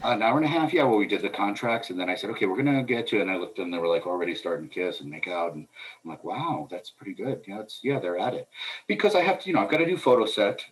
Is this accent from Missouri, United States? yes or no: no; New York, United States; being a New Yorker